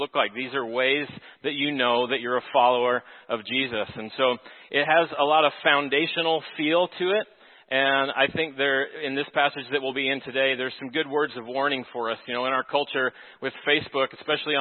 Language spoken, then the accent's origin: English; Texas, United States; moved away as an adult; now in Minnesota, United States; I'm from Texas, and so I'm learning the cabin culture of Minnesota